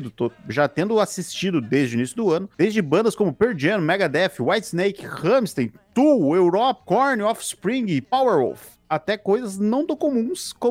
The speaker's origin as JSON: {"language": "Portuguese", "town": "Campo Grande", "region": "Mato Grosso do Sul", "country": "Brazil", "tie": "born or raised there", "said": "em 96, tinha os meus 13 anos, morava em Campo Grande, Mato Grosso do Sul, minha cidade natal."}